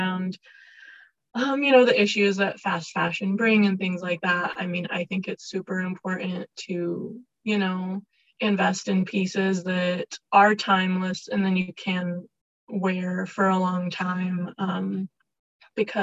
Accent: California, United States; now in Salt Lake City, United States; I'm from California, but it's not easy to find fashion industry things out here

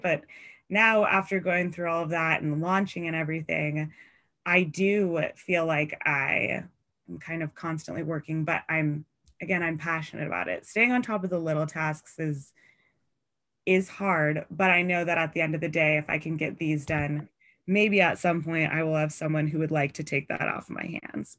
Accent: Seattle, Washington, United States; I'm from Seattle

